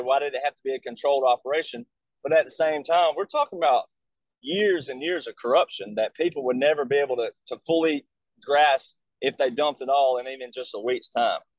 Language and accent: English; Alabama, United States; I'm from Alabama